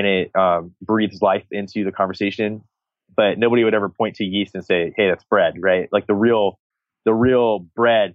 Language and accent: English; Texas, United States; I'm from Texas